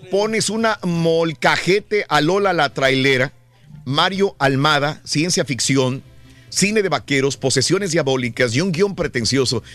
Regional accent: Mexico; a nosotros como mexicanos

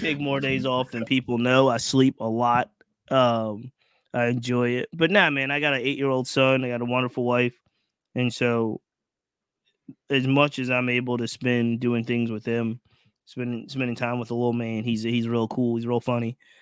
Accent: Virginia, United States; I'm local, so I grew up in Virginia.

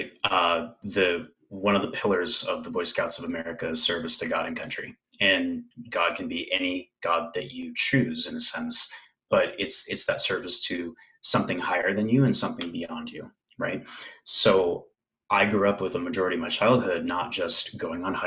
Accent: West Covina, California, United States; moved away as an adult; now in Bay Area, United States; I was born in West Covina, California. So Southern California, kind of outside of Los Angeles area. Lived there for quite a bit of my life

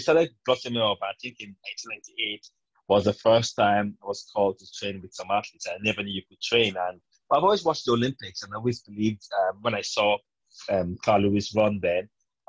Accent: Sapele, Delta, Nigeria; As a kid, when I was training, I lived in the naval barracks in Sapele

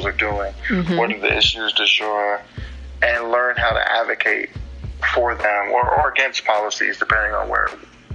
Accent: Miami-Dade, Florida, United States; also born or lived in Key West, Florida; I was born in Key West, and I was raised in Miami-Dade

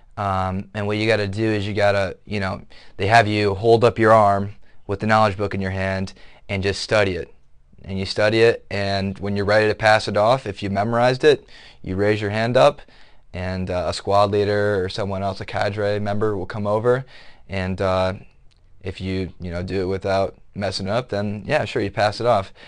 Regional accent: Otsego, Michigan, United States; moved away; I'm from Otsego, Michigan, which is a small town in Southwest Michigan

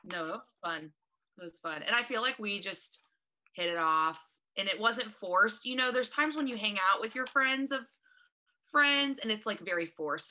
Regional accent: Eaton, Ohio, United States; now in Columbus, United States; I am from, now you Miami friends might know, Eaton, Ohio

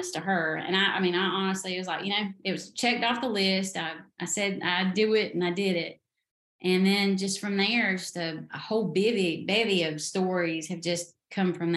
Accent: the South, United States; in the South, we have our own language.

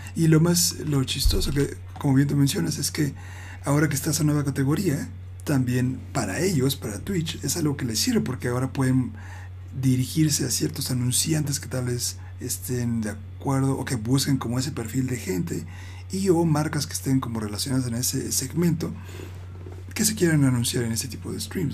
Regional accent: Mexico City, Mexico; soy el único del DF que le va al Pachuca

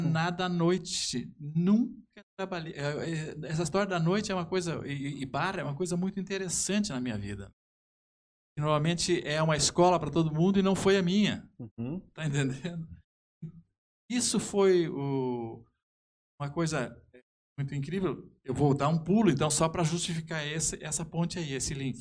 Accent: Brazil; sou natural daqui

